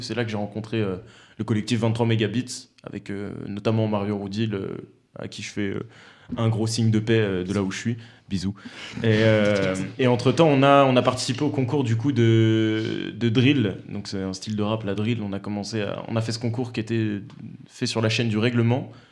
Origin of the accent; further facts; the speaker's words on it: Romans-sur-Isère, Auvergne-Rhône-Alpes, France; moi je suis de Romans